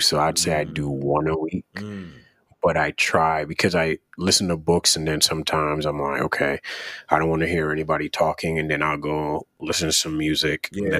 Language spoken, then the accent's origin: English; Jamaica; So for those of you that don't know, I'm from Jamaica.